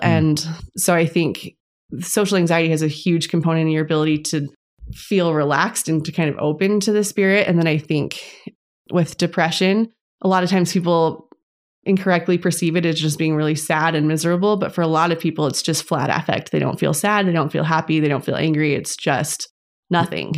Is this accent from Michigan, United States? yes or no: no; Las Vegas, Nevada, United States; now in Tucson, United States; I'm originally from Las Vegas, and I'm now living in Tucson, Arizona